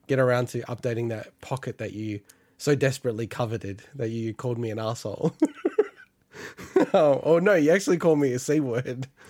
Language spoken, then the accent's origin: English; Australia; as Australians